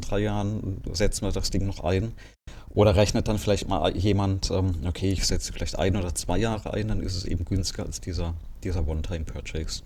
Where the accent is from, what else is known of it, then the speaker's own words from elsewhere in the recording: Germany; bei uns in Deutschland